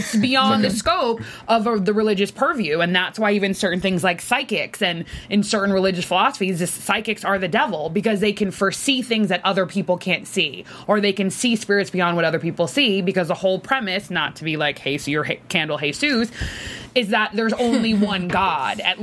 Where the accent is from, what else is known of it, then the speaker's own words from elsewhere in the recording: Boston, Massachusetts, United States; as a Bostonian